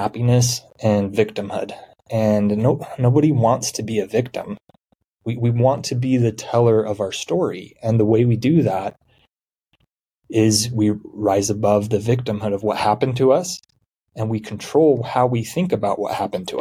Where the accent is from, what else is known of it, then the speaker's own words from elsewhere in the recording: Utah, United States; I'm from Utah